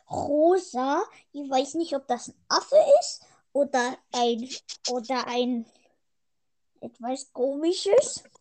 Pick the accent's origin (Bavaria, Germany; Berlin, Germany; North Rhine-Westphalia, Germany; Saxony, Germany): North Rhine-Westphalia, Germany; Münster; ich komme aus, aus, aus Münster.